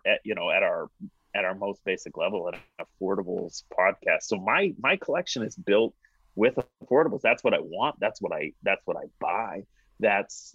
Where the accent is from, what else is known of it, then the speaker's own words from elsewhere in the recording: Portland, Oregon, United States; Foster is the road that I grew up on in Portland